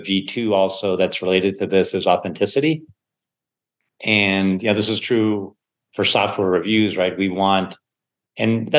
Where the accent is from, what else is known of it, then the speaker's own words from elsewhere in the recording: Sewickley, Pennsylvania, United States; also born or lived in Germany; I was growing up in Pittsburgh, or a suburb of Pittsburgh called Swickley.